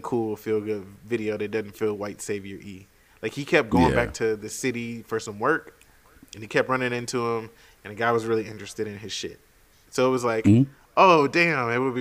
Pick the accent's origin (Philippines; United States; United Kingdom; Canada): United States; being American